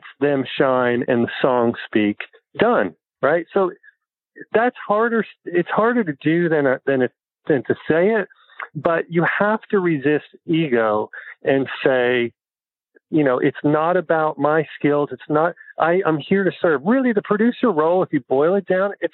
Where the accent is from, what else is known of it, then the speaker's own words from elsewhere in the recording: New Jersey, United States; moved away; where I grew up in New Jersey, blue collar town, factory town